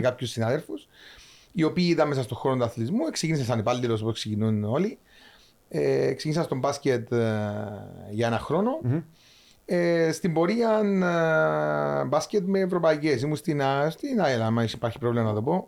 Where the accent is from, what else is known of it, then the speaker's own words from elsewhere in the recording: Cyprus; moved away; also born or lived in Larnaca; Είμαι λεμεσανοπαφίτης